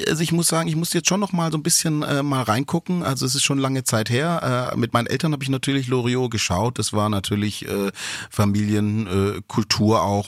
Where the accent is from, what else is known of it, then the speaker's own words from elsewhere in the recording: Stuttgart, Baden-Württemberg, Germany; ich komme ja auch aus Stuttgart, bin ja auch Schwabe